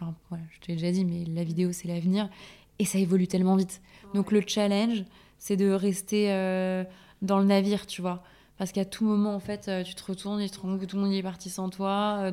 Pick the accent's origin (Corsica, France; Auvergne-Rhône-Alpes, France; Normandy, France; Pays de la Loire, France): Corsica, France; je suis corse aussi.